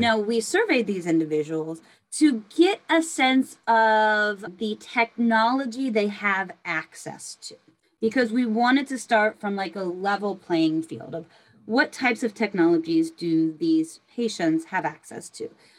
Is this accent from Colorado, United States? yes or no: no; Berkeley, California, United States; I grew up in Berkeley, California